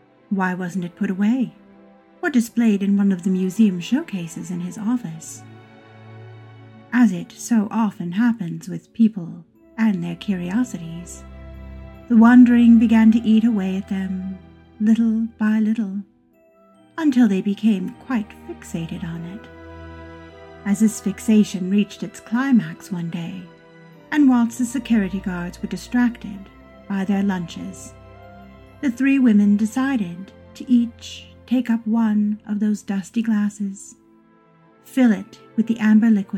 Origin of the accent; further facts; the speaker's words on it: Los Angeles, California, United States; As a child growing up in Los Angeles and raised by a family entrenched in the film industry